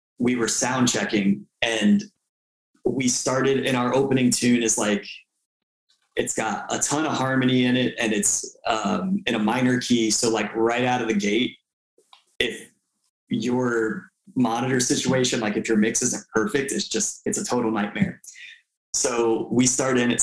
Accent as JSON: {"language": "English", "town": "Tampa", "region": "Florida", "country": "United States", "tie": "born or raised there", "said": "my hometown in Tampa"}